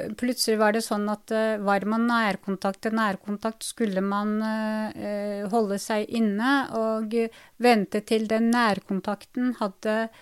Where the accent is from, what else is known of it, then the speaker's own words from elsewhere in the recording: Drammen, Buskerud, Norway; Jeg ble født på, i 77 ja. i, i, Drammen, så jeg kaller meg for innfødt drammenser, norsktyrker